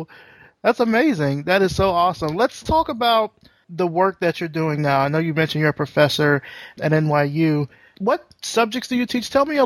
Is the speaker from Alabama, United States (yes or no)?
yes; Selma, Alabama, United States; First, you're from a small town in Alabama. I'm from a small town in Alabama. I'm from Selma.